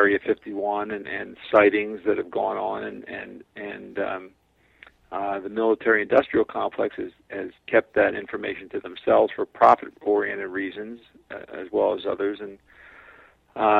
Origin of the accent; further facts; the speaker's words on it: Philadelphia, Pennsylvania, United States; I'm from Philadelphia